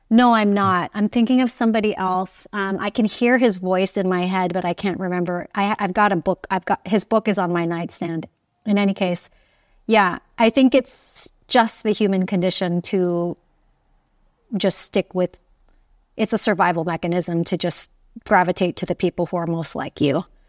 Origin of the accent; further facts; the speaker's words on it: Hawaii, United States; moved away; I grew up in Hawaii